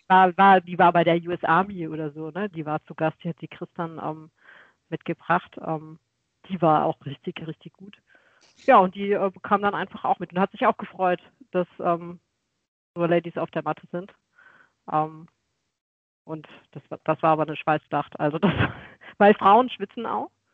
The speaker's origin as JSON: {"language": "German", "town": "Weinheim", "region": "Baden-Württemberg", "country": "Germany", "said": "ich komme aus Weinheim an der Bergstraße nahegelegen zu Mannheim und ähm, Heidelberg"}